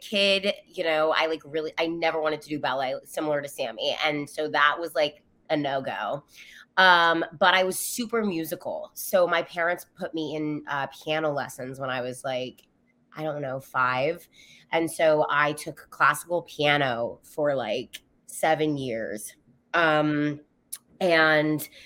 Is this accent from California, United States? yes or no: yes; San Clemente, California, United States; I grew up in California near Los Angeles for context, in a small town called San Clemente, which is the south end of Orange County